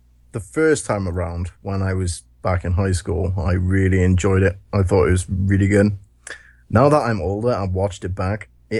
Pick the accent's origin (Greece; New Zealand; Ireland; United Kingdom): United Kingdom; I'm British